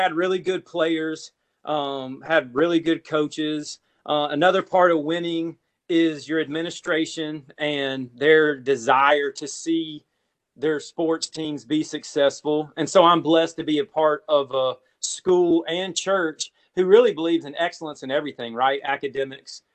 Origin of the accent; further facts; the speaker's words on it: South Carolina, United States; I grew up in South Carolina.